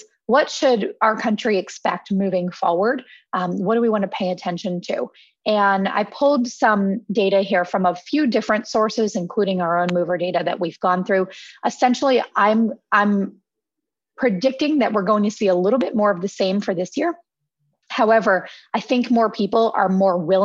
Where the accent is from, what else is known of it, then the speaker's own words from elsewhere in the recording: Philadelphia, Pennsylvania, United States; now in New York City, United States; I'm actually from Philadelphia and I had been planning to move back to Philadelphia anyway